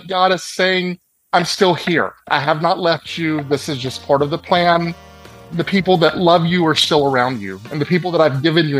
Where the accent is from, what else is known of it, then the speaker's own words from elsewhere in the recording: West Monroe, Louisiana, United States; my hometown of West Monroe.